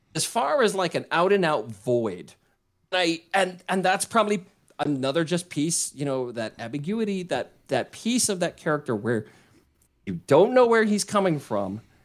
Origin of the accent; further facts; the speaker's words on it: Hawaii, United States; growing up in Hawaii